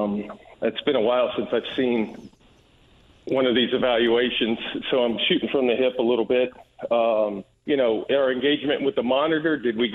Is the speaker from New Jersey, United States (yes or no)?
yes; New Jersey, United States; born there; also born or lived in Georgia; now in Indianapolis, United States; Lived in Georgia, born in New Jersey.